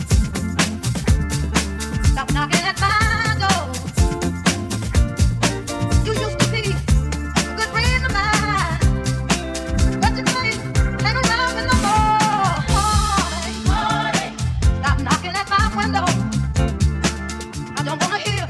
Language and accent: English; New York, United States; my hometown, New York